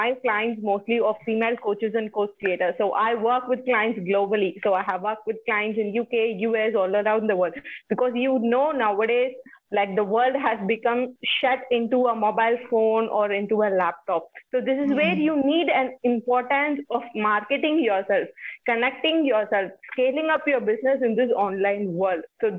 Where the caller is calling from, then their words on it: India; I'm talking from India.